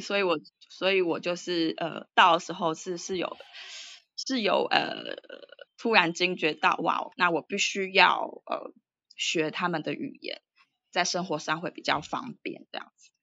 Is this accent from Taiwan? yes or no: yes; Taipei, Taiwan; moved away as an adult; also born or lived in United States / United Kingdom / Singapore; now in Bangkok, Thailand; 我是台湾台北人